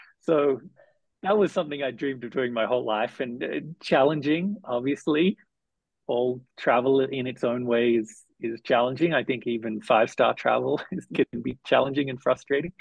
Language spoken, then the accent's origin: English; Melbourne, Victoria, Australia; moved away as an adult; also born or lived in Southeast Asia; now in Nairobi, Kenya; I went back to Australia. I'm from Melbourne.